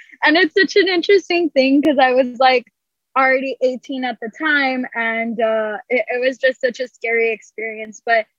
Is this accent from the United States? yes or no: yes; Edinburg, Texas, United States; I actually went to school in Brownsville, and I'm from Edinburgh, so I would make the drive over every week.